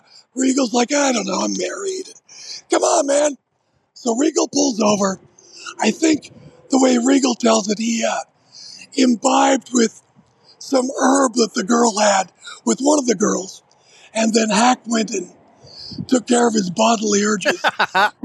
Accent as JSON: {"language": "English", "town": "Centralia", "region": "Washington", "country": "United States", "tie": "born or raised there", "said": "my hometown of Centralia, Washington"}